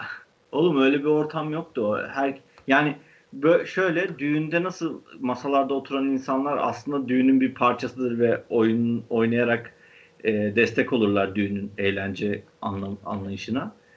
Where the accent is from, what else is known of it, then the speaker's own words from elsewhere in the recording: Istanbul, Turkey; Başakşehir öyle bir yer yani. Biz böyle bir yerde büyüdük